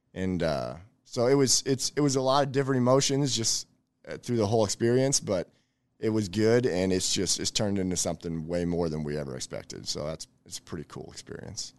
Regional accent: Elkhorn, Nebraska, United States; I grew up in Elkhorn. I've been there for over thirty years

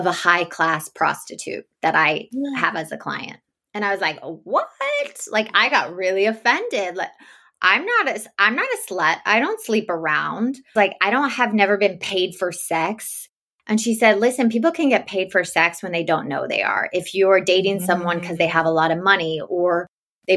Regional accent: the South, United States; now in Los Angeles, United States; I was raised in the South

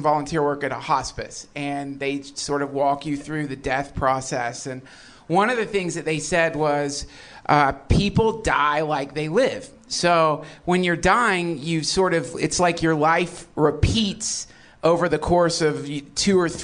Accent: the South, United States; When I was a kid, I grew up in the South

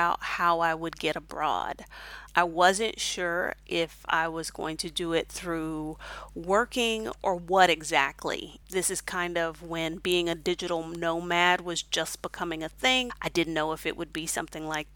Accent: Houston, Texas, United States; moved away as an adult; also born or lived in Honduras / Mexico / Kuwait; now in Hefei, China; I'm originally from Houston, Texas, and I currently live in Hefei, China

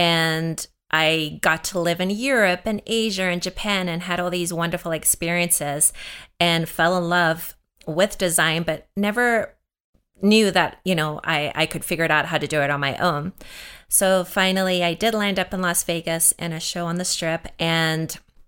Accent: South Africa; So I grew up in South Africa, and there was definitely signs.

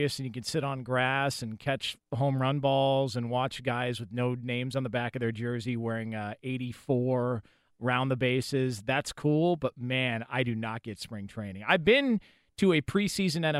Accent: Los Angeles, California, United States; growing up out here

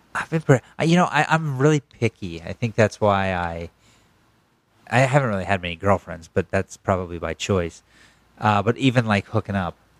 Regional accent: Pennsylvania, United States; born or raised there

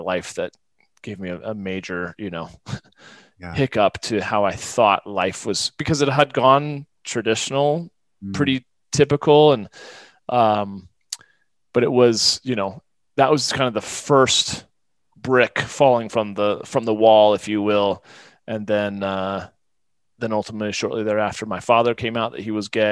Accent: Midwest, United States; also born or lived in Florida / Northeast US; now in Colorado, United States; we moved when I was like eight or nine to the Midwest, which is primarily where I lived the majority of my life. But I definitely, of course, it definitely shaped me in many regards. But I kind of grew up having a traditional, you know, blue collar, Midwestern, you know, childhood

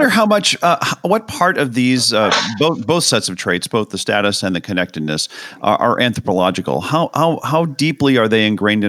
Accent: St. Louis, Missouri, United States; I grew up in St. Louis, and St. Louis with the Arch, yes.

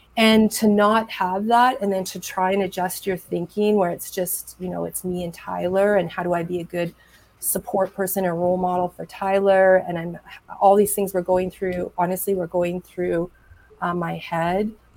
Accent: Edmonton, Alberta, Canada; like that's my hometown. Um, it's where I'm from

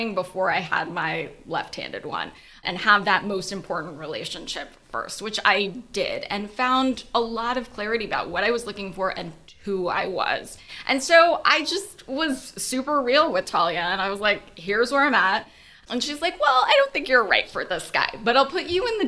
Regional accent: Los Angeles, California, United States; moved away; also born or lived in New York; I grew up in LA, and I lived in 10 cities since then.

